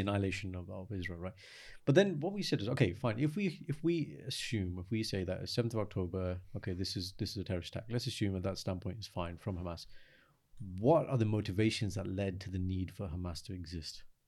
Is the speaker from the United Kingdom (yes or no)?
yes; United Kingdom; as British people